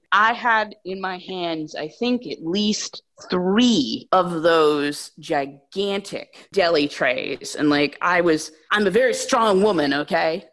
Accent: New Hampshire, United States; also born or lived in Vermont; I grew up in New Hampshire in a very rural area, and then I went to college in Vermont

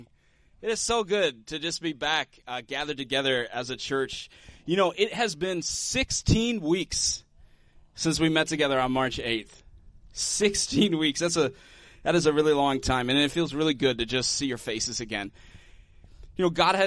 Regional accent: United States; as Americans

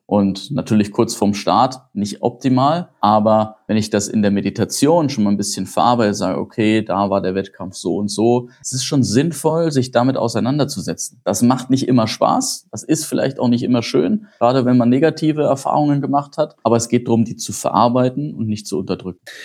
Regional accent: Germany; bei uns in Deutschland

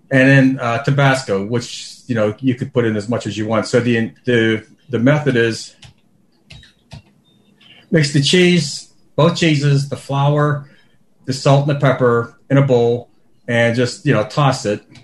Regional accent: Pittsburgh, Pennsylvania, United States; Sorry, from I'm from Pittsburgh. Usually okay. I say.

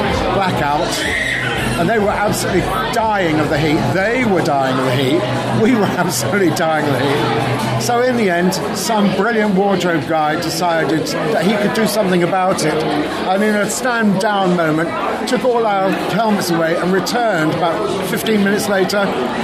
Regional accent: Bristol, South West England, United Kingdom; Oh, yeah, I'm from Bristol.

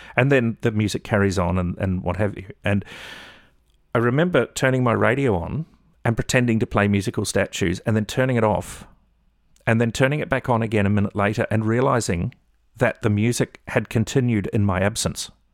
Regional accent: Melbourne, Victoria, Australia; moved away as an adult; also born or lived in New Zealand / Northern New South Wales; we ended up living and, uh, growing up in Melbourne. I lived in Melbourne for eight and a half years

